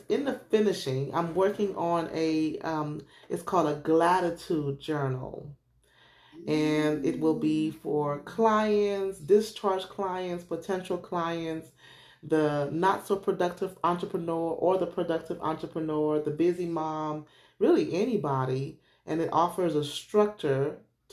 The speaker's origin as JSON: {"language": "English", "country": "St. Lucia", "moved": "yes", "lives_now": "Memphis, United States", "said": "I am originally from St. Lucia, but I've been in the States for a long time. I live in Memphis, Tennessee."}